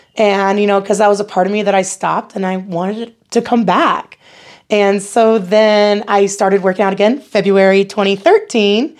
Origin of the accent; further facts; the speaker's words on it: Battle Creek, Michigan, United States; accent: American; moved away as an adult; now in Nebraska, United States; I'm originally from Battle Creek, Michigan